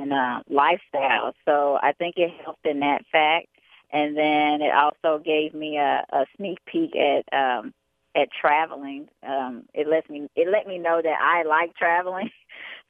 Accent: Chicago, Illinois, United States; also born or lived in Atlantic City, New Jersey / Bronx, New York; I was born in Atlantic City, New Jersey, but I was raised in Chicago, Illinois, and I come from a military background

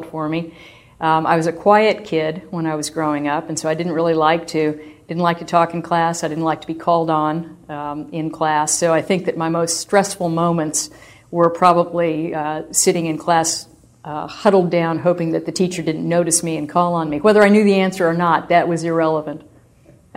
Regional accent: Southern California, United States; my childhood was probably the typical childhood for a kid growing up in Southern California in the 50s and early 60s

